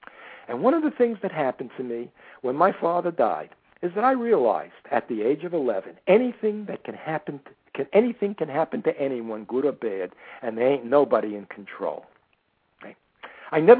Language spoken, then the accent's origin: English; New York City, New York, United States; I was born in the Bronx, and I grew up in the Bronx